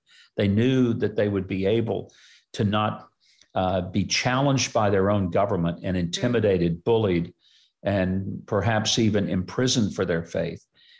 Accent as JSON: {"language": "English", "country": "United States", "said": "for me as an American"}